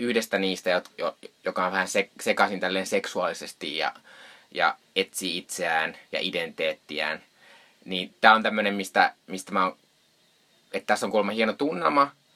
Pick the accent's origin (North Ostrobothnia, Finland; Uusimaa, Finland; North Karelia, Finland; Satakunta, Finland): North Karelia, Finland; Joensuu; moved away; tuolla kotopuolessa Joensuussa